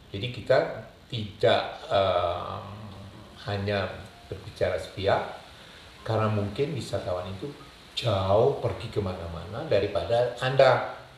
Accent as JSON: {"language": "Indonesian", "region": "Java", "country": "Indonesia", "said": "pencetus Indonesia itu juga orang Jawa jadi otomatis saya sebagai orang Jawa saya mendukung Indonesia ini"}